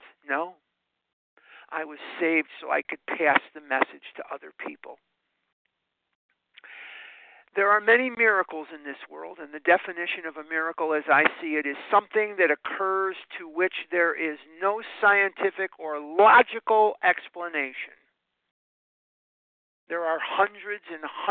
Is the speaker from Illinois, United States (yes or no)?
yes; Chicago, Illinois, United States; now in Scottsdale, United States; I live in Scottsdale, Arizona, but there's Lake Michigan running through my veins. I'm born and raised in Chicago